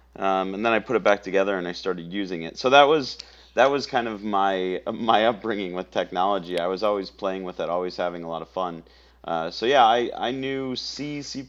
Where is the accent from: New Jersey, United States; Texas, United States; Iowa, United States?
Iowa, United States; Council Bluffs; moved away as an adult; now in Austin, United States; born and raised in Council Bluffs, Iowa